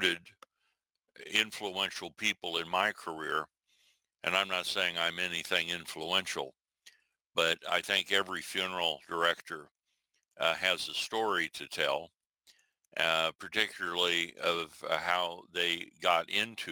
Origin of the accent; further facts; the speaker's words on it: southwestern Iowa, United States; moved away; also born or lived in Omaha, Nebraska; I was particularly, the geography is southwestern Iowa